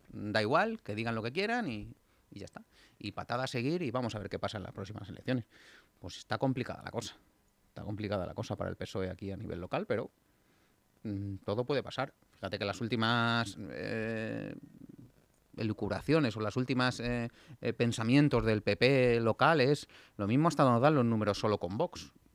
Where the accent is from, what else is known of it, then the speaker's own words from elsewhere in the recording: Getafe, Community of Madrid, Spain; mis haters de Getafe. Anda la cosa revuelta por allí, por mi pueblo